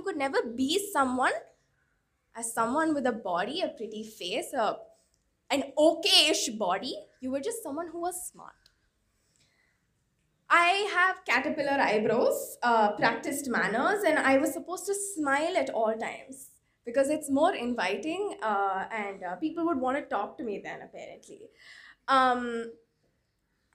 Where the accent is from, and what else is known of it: Chennai, Tamil Nadu, India; born or raised there